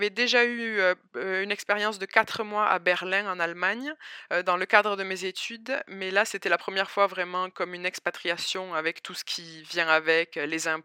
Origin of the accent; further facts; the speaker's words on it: Albi, Occitania, France; accent: southern French; moved away as an adult; also born or lived in north of England; now in Montreal, Canada; donc j'ai 28 ans. Je suis originaire d'où mon accent euh, du sud de la France. Donc je suis originaire d'Albi, à côté de Toulouse. Et donc ça fait depuis 2017, donc ça fait six ans que je vis à l'étranger.